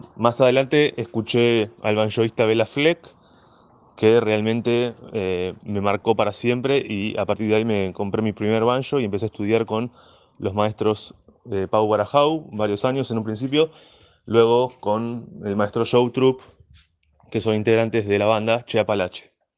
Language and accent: Spanish; La Plata, Buenos Aires Province, Argentina